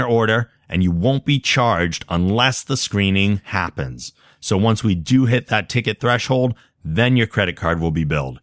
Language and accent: English; North Attleboro, Massachusetts, United States; North Attleboro, which is also my hometown